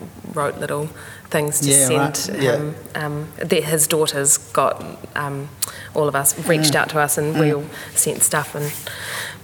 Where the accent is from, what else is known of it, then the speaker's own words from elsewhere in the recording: Gisborne, New Zealand; I grew up in Gisborne